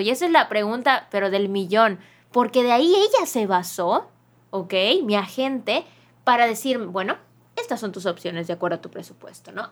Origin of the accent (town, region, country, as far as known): Mexico